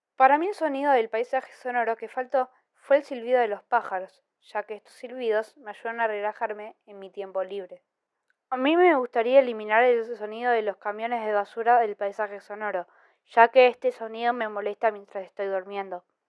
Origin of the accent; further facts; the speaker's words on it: Argentina; tengo 11 años y soy de Argentina.